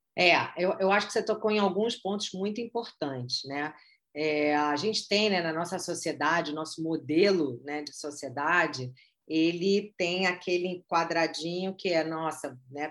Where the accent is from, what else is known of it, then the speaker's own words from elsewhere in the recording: Rio de Janeiro, Brazil; sou carioca